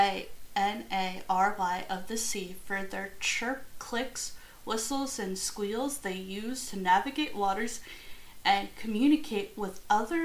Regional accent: United States; I'm from America, the United States of America

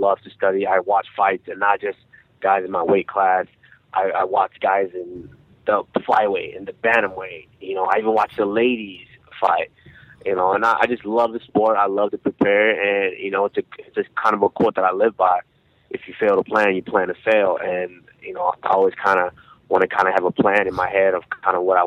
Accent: Arlington, Texas, United States; also born or lived in Nigeria; I was about 7 years old when we immigrated here, and I was raised in Arlington, Texas.

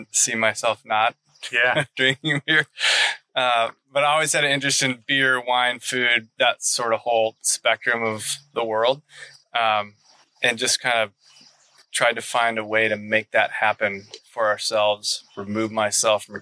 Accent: Minneapolis, Minnesota, United States; moved away as an adult; also born or lived in Texas / California; I was born and raised here in Minneapolis.

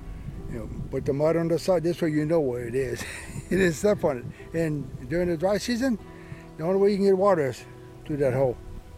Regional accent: Highland tree island, Everglades, Florida, United States; born or raised there

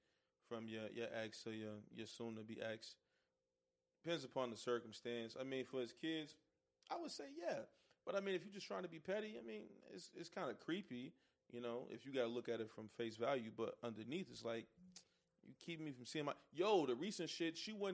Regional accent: Bronx, New York, United States; born there; I was born in the Bronx.

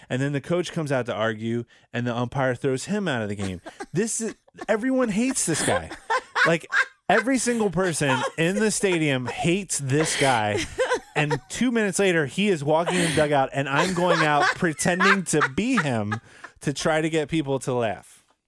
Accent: United States; this is my hometown

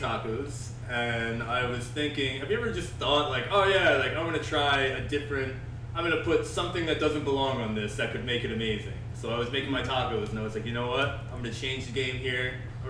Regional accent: New Jersey, United States; now in Florida, United States; I'm from New Jersey

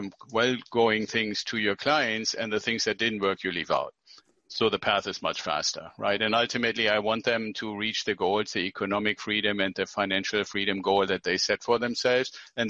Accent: Germany; moved away as an adult; Well, I came here from Germany with my wife 25 years ago as a military officer.

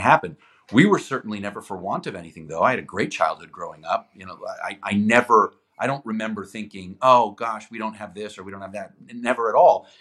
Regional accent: Toronto, Ontario, Canada; first language Greek; English is a second language; also born or lived in Greece; I was I was uh, born in Toronto, but I spent uh, much of my life living in Greece, like probably six months a year until I was about eighteen

